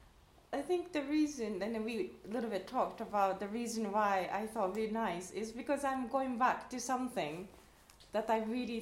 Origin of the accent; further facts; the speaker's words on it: Japan; now in Amsterdam, Netherlands; from Japan, living in Amsterdam